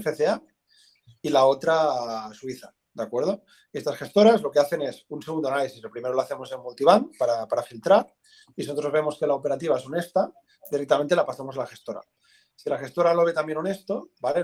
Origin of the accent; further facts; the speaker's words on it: Tarragona, Catalonia, Spain; soy de Tarragona